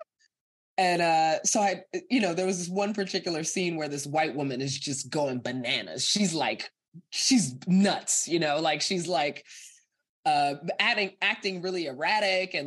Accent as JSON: {"language": "English", "town": "Evanston", "region": "Illinois", "country": "United States", "tie": "born or raised there", "also_born_or_lived": "Guyana", "said": "a Guyanese immigrant growing up in Evanston"}